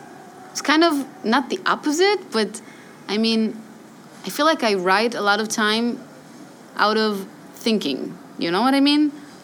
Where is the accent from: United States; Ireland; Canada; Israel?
Israel; born or raised there; also born or lived in Re'ut / Tel Aviv